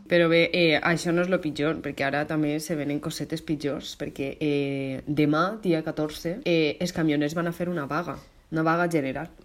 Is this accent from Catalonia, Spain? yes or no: no; Valencian Community, Spain; com a valenciana que sóc